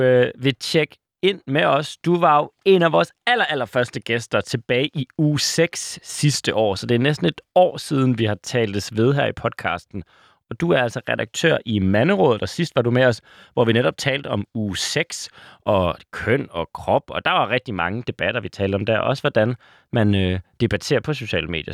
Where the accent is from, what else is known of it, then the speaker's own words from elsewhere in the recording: Aalborg, North Denmark Region, Denmark; moved away; fra min gamle hjemby, Aalborg